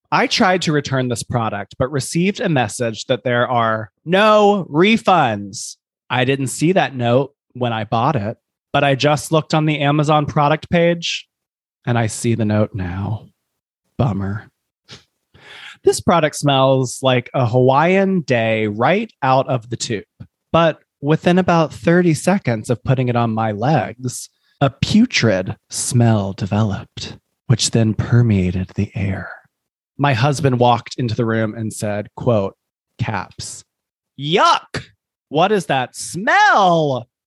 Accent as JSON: {"language": "English", "region": "Scotland", "country": "United Kingdom", "said": "which I do have experience with because I am Scottish."}